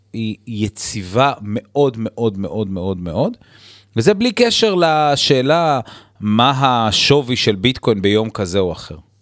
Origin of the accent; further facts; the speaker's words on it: Israel